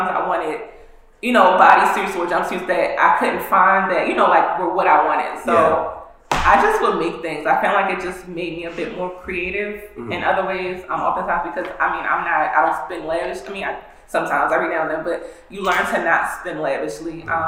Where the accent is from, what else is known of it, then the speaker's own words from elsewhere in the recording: Nigeria; I'm Nigerian, so that's not really how it's pronounced.